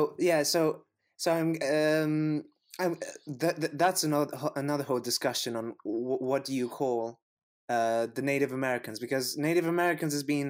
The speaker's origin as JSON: {"language": "English", "country": "Canada", "said": "And I'm the Canadian, so, \"You want to come over for Thanksgiving, yeah?\""}